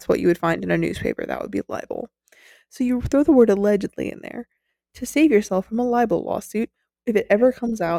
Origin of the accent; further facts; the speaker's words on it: United States; We're American